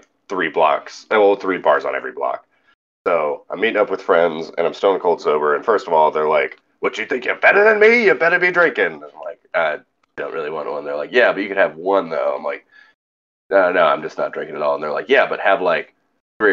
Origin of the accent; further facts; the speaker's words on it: California, United States; moved away as an adult; now in Louisiana, United States; growing up in California